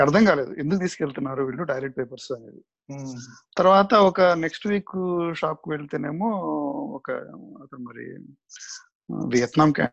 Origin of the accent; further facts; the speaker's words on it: Nellore, Andhra Pradesh, India; now in United States; మాకు చిన్నప్పుడు నెల్లూరులో